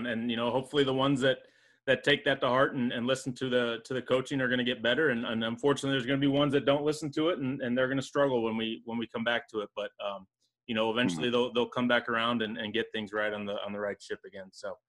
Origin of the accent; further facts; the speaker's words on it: Springfield, Illinois, United States; and I'm from Springfield, Illinois.